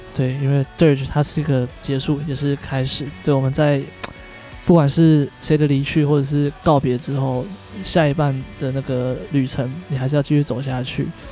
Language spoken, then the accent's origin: Chinese; Taiwan; 我们台湾人